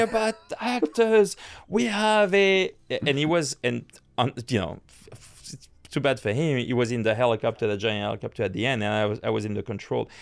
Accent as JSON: {"language": "English", "country": "France", "tie": "born or raised there", "also_born_or_lived": "New York, United States", "moved": "as an adult", "said": "I grew up in France"}